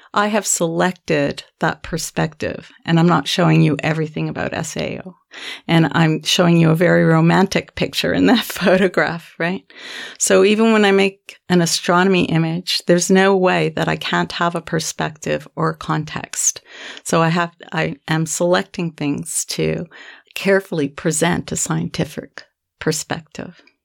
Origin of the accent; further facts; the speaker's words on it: Canada; I'm a Canadian and I'm a professor at the University of Manitoba in the middle